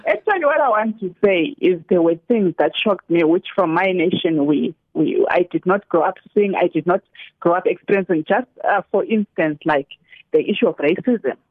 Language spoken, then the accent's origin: English; South Africa